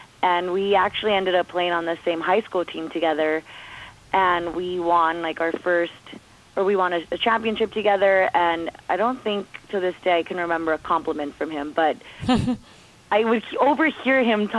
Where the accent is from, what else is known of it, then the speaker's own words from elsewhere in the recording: Commerce, California, United States; also born or lived in Bell Gardens; growing up in Commerce